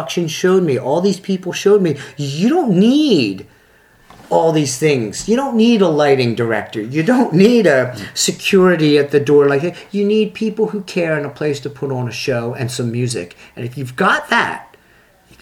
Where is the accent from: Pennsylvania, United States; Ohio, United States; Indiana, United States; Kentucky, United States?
Pennsylvania, United States; Philadelphia; accent: Philadelphia; also born or lived in Plymouth Meeting, Pennsylvania; growing up in Philadelphia